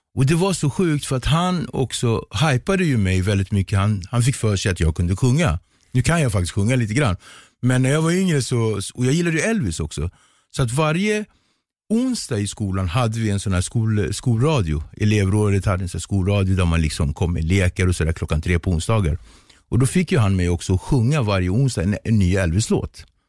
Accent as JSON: {"language": "Swedish", "town": "Nacka", "region": "Stockholm County", "country": "Sweden", "tie": "born or raised there", "also_born_or_lived": "Cape Verde", "said": "jag är uppväxt i Ektorp"}